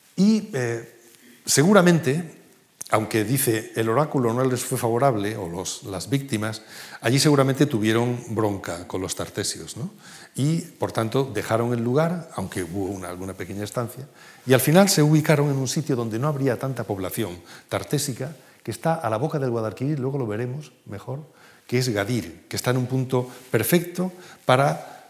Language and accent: Spanish; Cádiz, Andalusia, Spain; Nosotros veíamos siempre de niños este drago grande que estaba en la facultad, no, junto al Museo Provincial de Cádiz